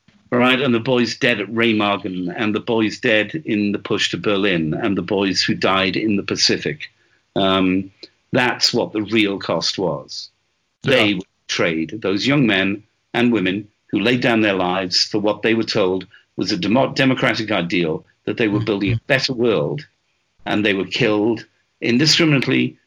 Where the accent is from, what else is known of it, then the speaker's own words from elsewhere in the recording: Wales, United Kingdom; I'm Welsh